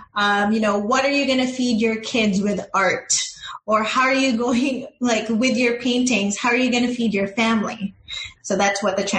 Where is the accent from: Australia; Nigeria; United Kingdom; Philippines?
Philippines; why is it that, you know, as a Filipino, in a, you know, when it comes to the masses or the general people